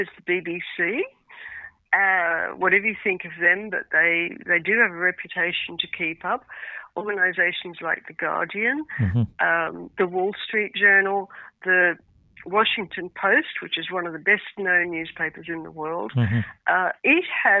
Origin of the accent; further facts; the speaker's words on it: Australia; moved away; also born or lived in United Kingdom / France; I'm Australian by origin